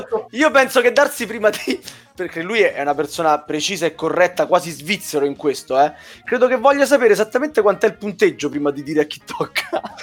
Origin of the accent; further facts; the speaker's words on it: Southern Italy, Italy; io sono il terrone fra di voi